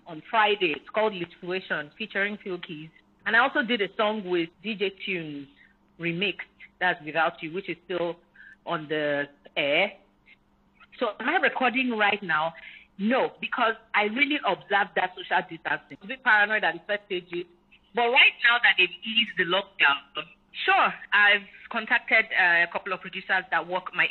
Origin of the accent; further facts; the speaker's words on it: Warri, Delta, Nigeria; also born or lived in Rivers State; my hometown in Warri.